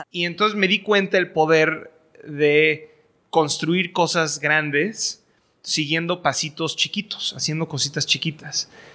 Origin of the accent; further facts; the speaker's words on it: Mexico; moved away as an adult; soy, soy mexicano, estoy educado en el extranjero